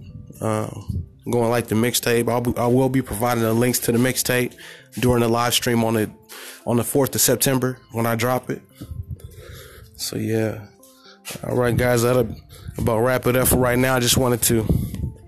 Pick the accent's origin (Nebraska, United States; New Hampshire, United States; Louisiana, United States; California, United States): California, United States; I'm from the Golden State